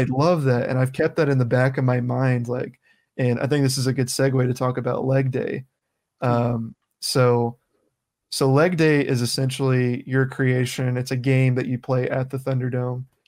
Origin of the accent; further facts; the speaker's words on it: the South, United States; I come from the South